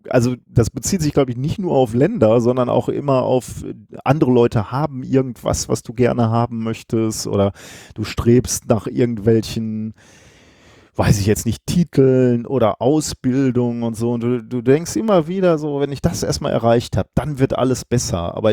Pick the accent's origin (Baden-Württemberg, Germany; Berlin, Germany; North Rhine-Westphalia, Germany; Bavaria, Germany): North Rhine-Westphalia, Germany; Gelsenkirchen; also born or lived in Recklinghausen; und ich bin dann in Recklinghausen geboren worden. Ja, bin äh, die ersten Jahre dann aber in, in Gelsenkirchen geblieben und habe da auch alles durchlebt, was man durchleben kann.